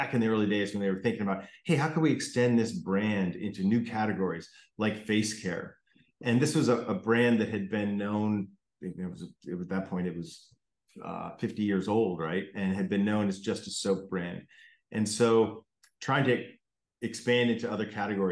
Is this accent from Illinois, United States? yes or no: no; Connecticut, United States; I grew up in Connecticut